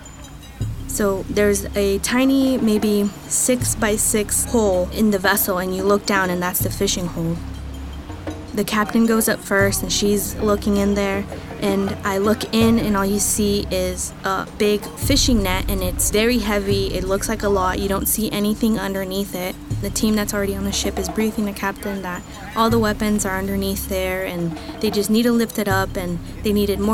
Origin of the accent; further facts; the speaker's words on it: Fontana, California, United States; moved away; I'm from Fontana, California